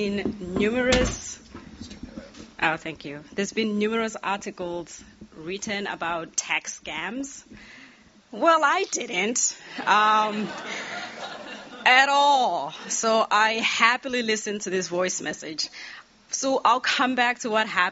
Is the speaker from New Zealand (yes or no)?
no; Eswatini; moved away as an adult; now in United States; I'm also originally from Swaziland, and I came to the U.S. for college